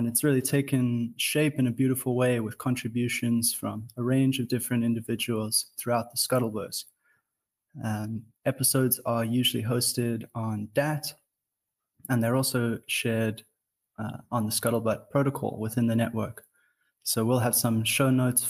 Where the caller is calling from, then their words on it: Cape Town, Western Cape, South Africa; I am calling in from Cape Town